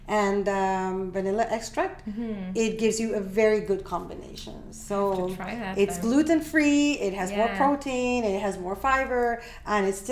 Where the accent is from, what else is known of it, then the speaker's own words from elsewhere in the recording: Peru; now in Canada; born and raised in Peru. I'm Peruvian.